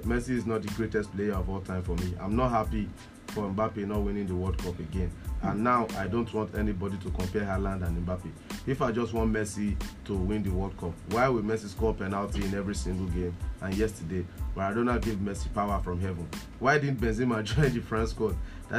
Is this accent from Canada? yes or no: no; Akure, Ondo, Nigeria; I came from Akure, but Ronaldo's career was incredible.